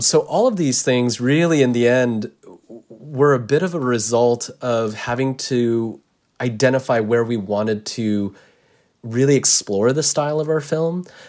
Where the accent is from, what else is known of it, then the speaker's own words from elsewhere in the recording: United States; I'm Japanese American